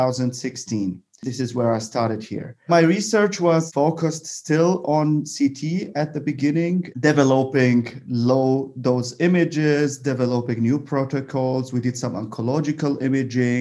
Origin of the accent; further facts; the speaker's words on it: Baghdad, Baghdad Governorate, Iraq; English is a second language; moved away as an adult; also born or lived in Bonn, Germany; now in Germany; I am originally from Iraq. So my journey actually is not in Germany. My journey begins in Iraq. I did my high school in Baghdad. And then I moved to Germany